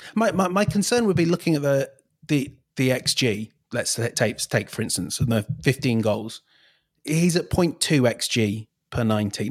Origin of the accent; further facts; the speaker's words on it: England, United Kingdom; I'm English